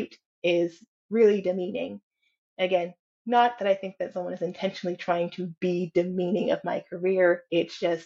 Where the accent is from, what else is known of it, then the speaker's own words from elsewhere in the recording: California, United States; I come from California